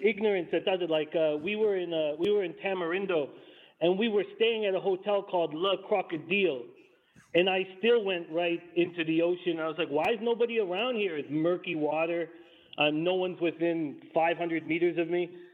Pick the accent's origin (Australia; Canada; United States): Canada; Vancouver, British Columbia; I'm born and raised in Vancouver